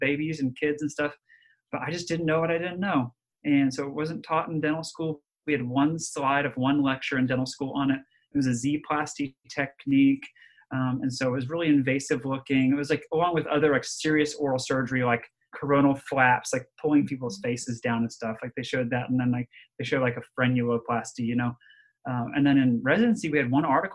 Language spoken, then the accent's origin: English; Dallas, Texas, United States; also born or lived in Nashville, Tennessee / Birmingham, Alabama / Ohio; now in Alabama, United States; I was born in Dallas